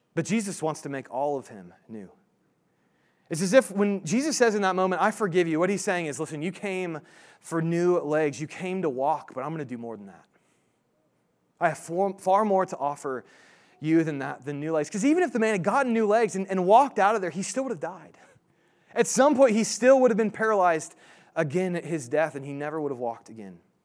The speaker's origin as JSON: {"language": "English", "region": "Indiana", "country": "United States", "moved": "yes", "said": "I'm from Indiana originally"}